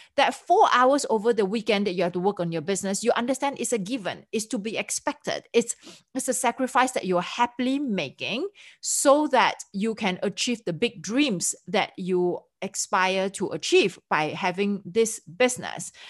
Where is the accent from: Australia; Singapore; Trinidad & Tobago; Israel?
Singapore; accent: Singlish; me being a Singaporean, we have our own, uh, version of English that's called Singlish.